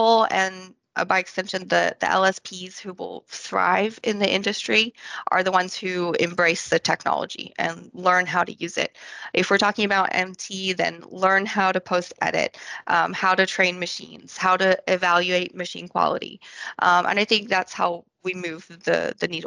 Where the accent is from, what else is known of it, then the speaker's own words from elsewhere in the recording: France; also born or lived in Scotland; now in Austin, United States; I was born in Scotland and I grew up in France. And now I'm based in Austin, Texas.